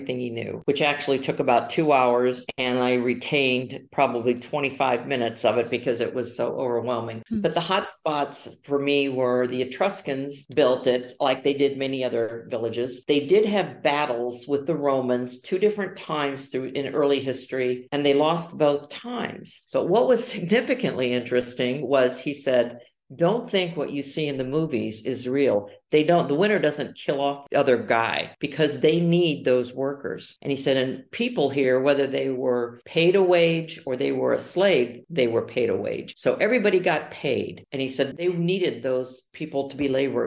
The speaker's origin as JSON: {"language": "English", "region": "Ohio", "country": "United States", "tie": "born or raised there", "also_born_or_lived": "Arizona", "moved": "yes", "lives_now": "Orte, Italy", "said": "I grew up in Ohio"}